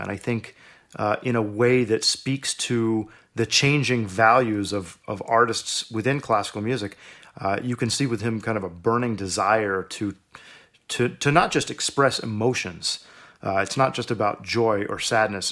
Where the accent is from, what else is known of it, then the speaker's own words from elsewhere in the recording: Houston, Texas, United States; now in Oregon, United States; growing up in Houston, I had a tremendous presence of music in my public schools.